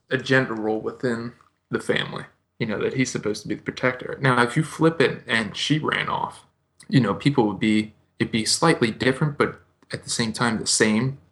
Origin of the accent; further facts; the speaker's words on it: United States; me as an American